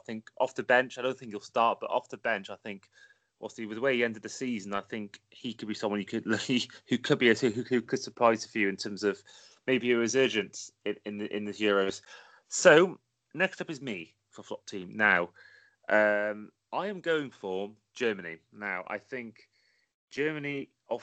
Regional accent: Wales, United Kingdom; I'm Welsh

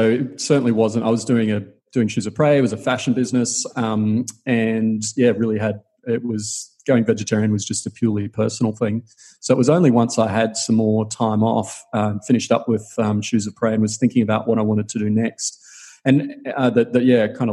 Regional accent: Queensland, Australia; I grew up in Queensland, eating a lot of meat as Queenslanders

